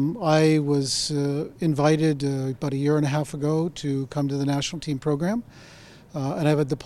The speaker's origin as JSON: {"language": "English", "country": "Canada", "moved": "yes", "lives_now": "China", "said": "I am from Canada"}